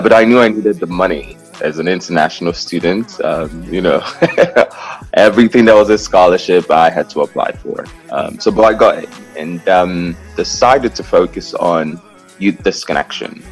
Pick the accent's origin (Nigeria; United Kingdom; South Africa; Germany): Nigeria; moved away as an adult; now in New York, United States; I was born in Nigeria. I'm the uh, the fourth of six children um, uh, in five countries. Actually, that's the funny thing. So there's six of us, but we're in five countries today. Um, I left uh, I left Nigeria at 19